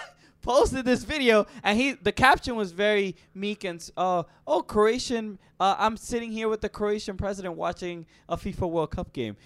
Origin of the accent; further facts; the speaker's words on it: United States; as an American